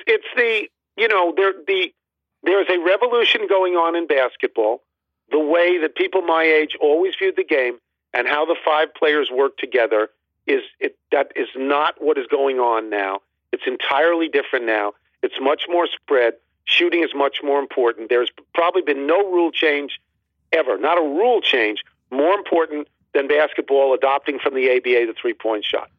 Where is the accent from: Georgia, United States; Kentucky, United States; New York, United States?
New York, United States; now in Washington, D.C., United States; I'm from New York